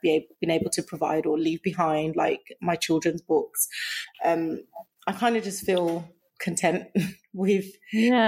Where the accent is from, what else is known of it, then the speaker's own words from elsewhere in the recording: Birmingham, West Midlands, United Kingdom; I grew up in Birmingham